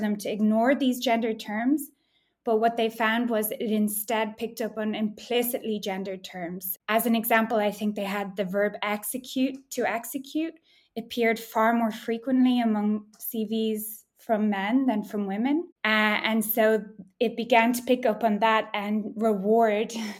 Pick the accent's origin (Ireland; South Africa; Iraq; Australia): Ireland; also born or lived in Amsterdam, Netherlands; now in Berlin, Germany; I'm from Ireland originally, but now work in Berlin